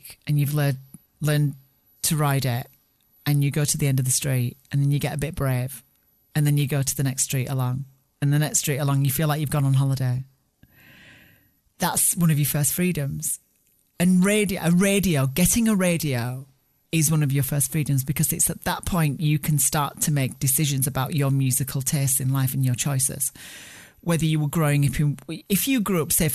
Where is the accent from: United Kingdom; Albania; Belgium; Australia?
United Kingdom; Barnsley, Yorkshire and the Humber; I grew up in Barnsley in the north of England, and on a working class post-war council estate